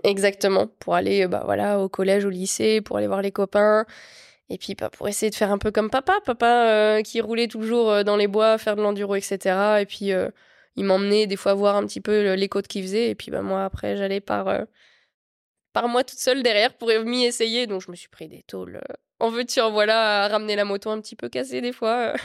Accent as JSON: {"language": "French", "area": "Meuse, Lorraine", "region": "Grand Est", "country": "France", "tie": "born or raised there", "said": "J'étais dans l'Est, je suis originaire de l'Est, en Lorraine, en Meuse même précisément. Et j'ai toujours été là-bas et j'ai grandi là-bas."}